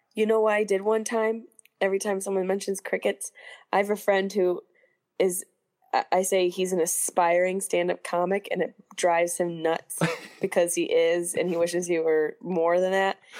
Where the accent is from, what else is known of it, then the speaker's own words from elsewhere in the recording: Syracuse, New York, United States; my hometown of Syracuse